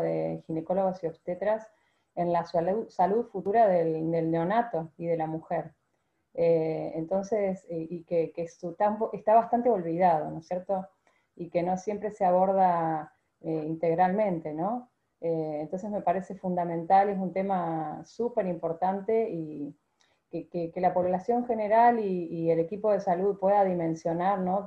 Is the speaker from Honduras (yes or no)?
no; Argentina; ser la primera argentina